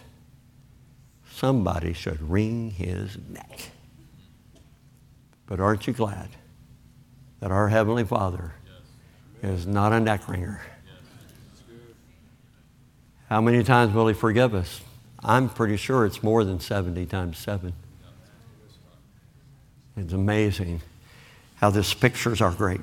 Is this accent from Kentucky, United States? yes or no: yes; Kentucky, United States; moved away